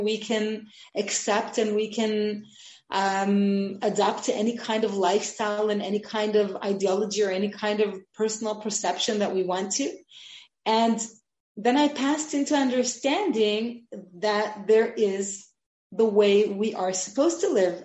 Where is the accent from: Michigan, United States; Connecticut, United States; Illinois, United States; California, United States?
California, United States; Los Angeles; now in Israel; I grew up in Los Angeles